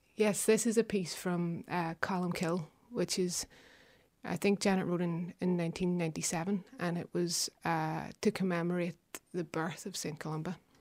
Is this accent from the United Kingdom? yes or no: yes; Belfast, Northern Ireland, United Kingdom; I'm from West Belfast, Anderson Town